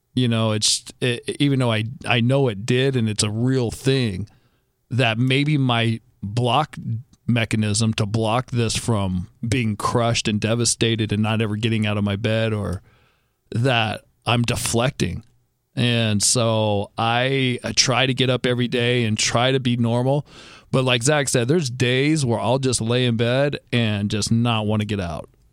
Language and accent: English; Southern California, United States; We grew up in Southern California in a great house, in a great neighborhood